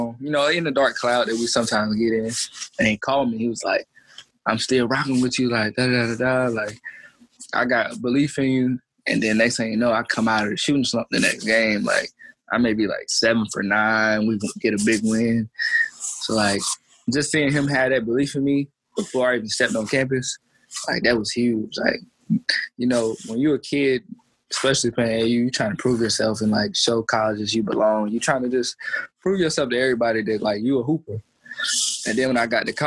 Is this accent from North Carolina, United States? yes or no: yes; Roxboro, North Carolina, United States; grew up in Roxborough, North Carolina, like you guys know, like small city